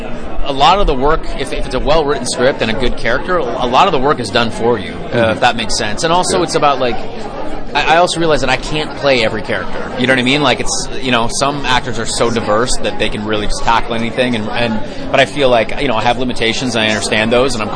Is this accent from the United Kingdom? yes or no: no; Canada; I grew up in Canada